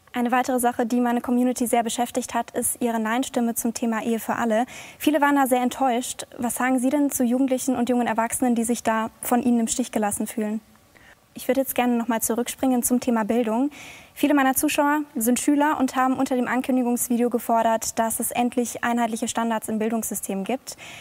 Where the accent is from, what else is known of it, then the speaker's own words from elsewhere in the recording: Bavaria, Germany; Ich komme aus Bayern